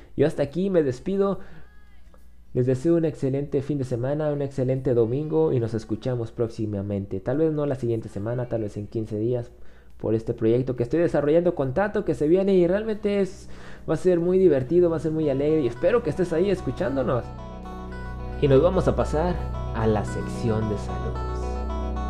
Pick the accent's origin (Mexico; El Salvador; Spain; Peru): Mexico; soy de México